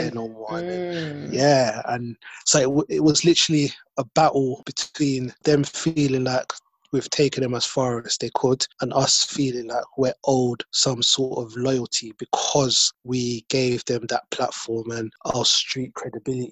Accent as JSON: {"language": "English", "region": "London", "country": "United Kingdom", "tie": "born or raised there", "said": "I grew up in Brixton"}